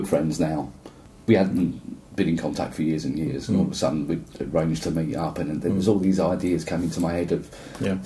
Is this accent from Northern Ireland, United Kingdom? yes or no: no; London, United Kingdom; moved away; also born or lived in south coast of England; I was born and brought up in London